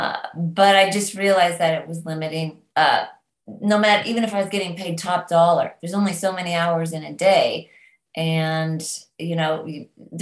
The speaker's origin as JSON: {"language": "English", "region": "Northern California", "country": "United States", "tie": "born or raised there", "also_born_or_lived": "London, England", "moved": "yes", "lives_now": "Nashville, United States", "said": "I grew up in California, Northern California, amongst the redwood trees"}